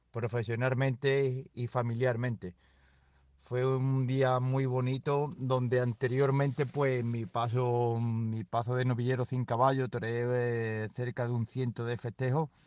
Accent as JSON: {"language": "Spanish", "country": "Peru", "moved": "as an adult", "lives_now": "Spain", "said": "me vine de Perú me dieron una oportunidad por aquí, por el Valle del Tietar"}